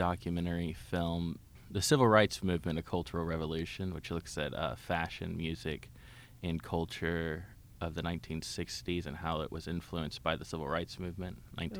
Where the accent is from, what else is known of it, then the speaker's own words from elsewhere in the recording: Memphis, Tennessee, United States; I was born in Memphis and raised in Memphis, graduated White Station High School, mm-hmm. and two-time University of Memphis graduate.